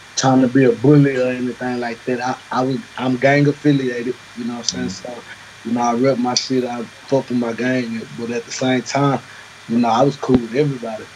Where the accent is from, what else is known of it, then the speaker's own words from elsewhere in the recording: the South, United States; I'm from the South